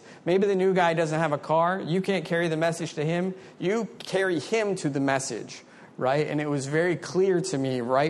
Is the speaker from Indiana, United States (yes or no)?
no; Maryland, United States; moved away as an adult; also born or lived in Frederick, Maryland; now in South Florida, United States; I'm from Maryland originally.